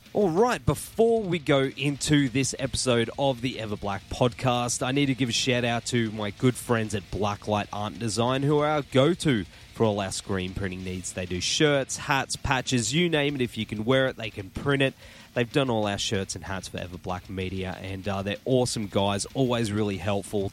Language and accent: English; Australia; playing my hometown